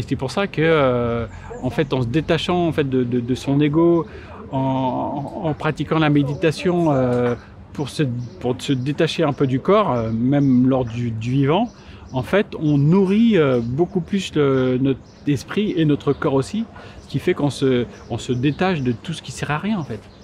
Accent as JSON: {"language": "French", "country": "Martinique", "said": "je suis martiniquais"}